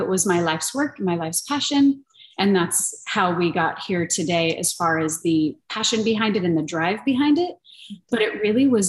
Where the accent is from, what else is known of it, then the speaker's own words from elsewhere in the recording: Montrose, California, United States; this is in Montrose, California. This is my hometown